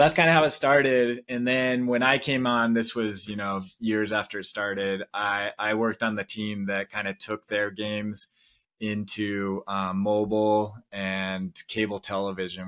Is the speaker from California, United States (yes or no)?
yes; Vista, California, United States; moved away as an adult; now in Provo, United States; Vista is the city I grew up